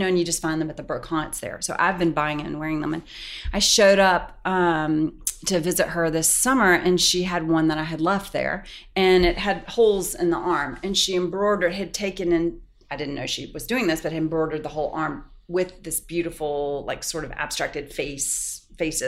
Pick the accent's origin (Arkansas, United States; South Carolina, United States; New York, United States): South Carolina, United States; Pickens; moved away; I grew up in a tiny town in Pickens, South Carolina. On a farm